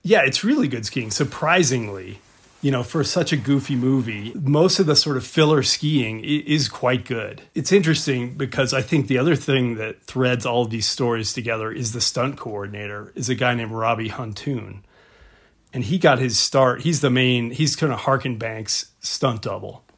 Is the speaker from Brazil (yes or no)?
no; Mississippi, United States; now in Jackson Hole, United States; I grew up in Mississippi.